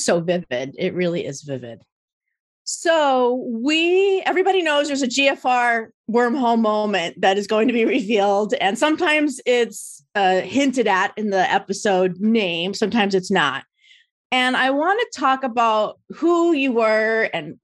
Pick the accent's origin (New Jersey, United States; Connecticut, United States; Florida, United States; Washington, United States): New Jersey, United States; now in Orange County, United States; I am a Jersey girl